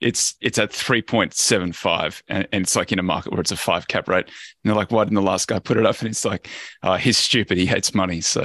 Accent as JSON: {"language": "English", "town": "Brisbane", "region": "Queensland", "country": "Australia", "said": "I'm from Brisbane"}